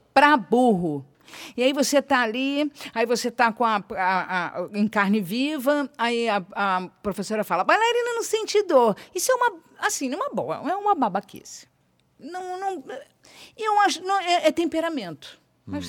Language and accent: Portuguese; Rio de Janeiro, Brazil; Eu brincava em Vila Isabel, eu, eu fiquei, eu nasci em Vila Isabel, eu fiquei até meus 10 anos